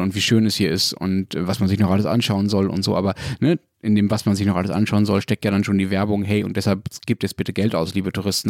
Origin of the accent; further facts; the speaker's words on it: Berlin, Germany; ich komme aus Berlin